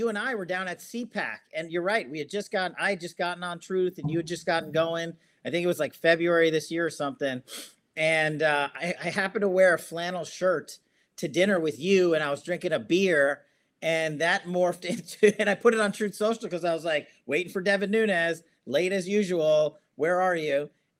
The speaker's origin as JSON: {"language": "English", "area": "Long Island", "region": "New York", "country": "United States", "tie": "born or raised there", "also_born_or_lived": "Queens, New York", "said": "I was born in Queens. I grew up on Long Island. My parents were, you know, immigrated here lawfully, waited their turn to get into the country."}